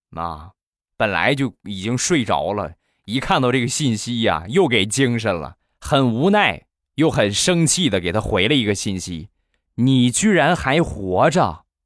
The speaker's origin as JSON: {"language": "Chinese", "town": "Rizhao", "region": "Shandong", "country": "China", "tie": "born or raised there", "said": "我们家乡的特产， 日照绿茶"}